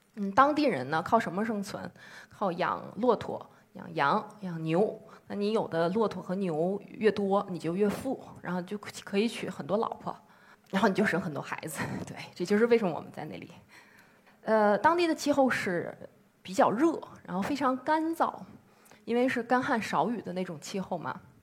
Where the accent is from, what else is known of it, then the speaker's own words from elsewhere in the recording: Beijing, China; 我是来自北京的一名妇产科医生